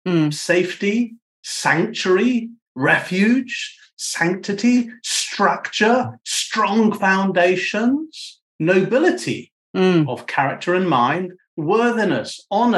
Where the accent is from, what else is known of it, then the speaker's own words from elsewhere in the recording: United Kingdom; I'm a Brit as well. I'm a Brit, by the way